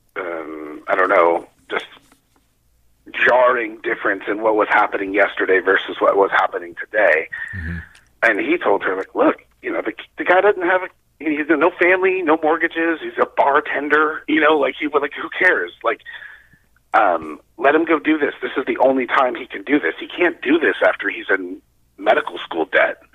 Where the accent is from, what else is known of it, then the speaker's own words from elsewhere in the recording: Arizona, United States; we're from Arizona